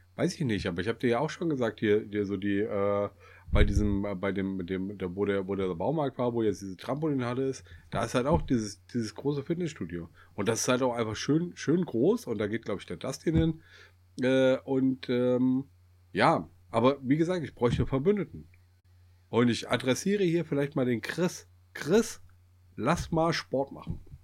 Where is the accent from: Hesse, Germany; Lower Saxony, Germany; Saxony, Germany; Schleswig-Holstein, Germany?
Hesse, Germany; Kassel; wir kommen ja aus Kassel